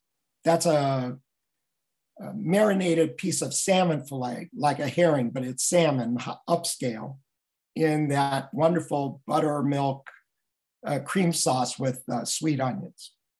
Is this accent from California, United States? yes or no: yes; Los Angeles, California, United States; I'm from Los Angeles.